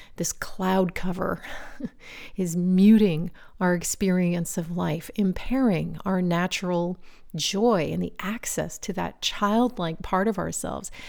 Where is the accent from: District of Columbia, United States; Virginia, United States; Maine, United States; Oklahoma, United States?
Virginia, United States; We belonged to a local swim club where I grew up in Virginia